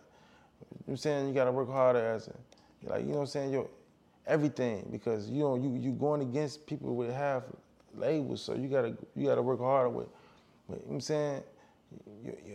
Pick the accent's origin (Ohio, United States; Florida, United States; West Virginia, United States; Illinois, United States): Illinois, United States; Chicago; I'm from Chicago